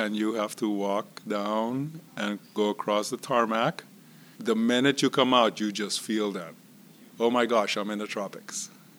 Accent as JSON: {"language": "English", "country": "Curaçao", "tie": "born or raised there", "also_born_or_lived": "Hadera, Israel", "moved": "as an adult", "lives_now": "Pittsburgh, United States", "said": "I was born in Israel, but I grew up in the island of Curacao, which is right off the coast of Venezuela."}